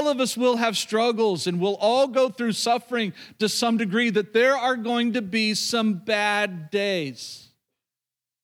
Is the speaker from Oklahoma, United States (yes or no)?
yes; Oklahoma, United States; moved away; growing up in Oklahoma, being around a lot of believers growing up, obviously grew up in the church.